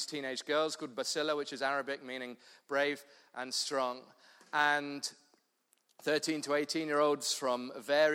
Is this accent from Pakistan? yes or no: no; London, United Kingdom; moved away as an adult; now in Cape Town, South Africa; I'm from London originally, southeast London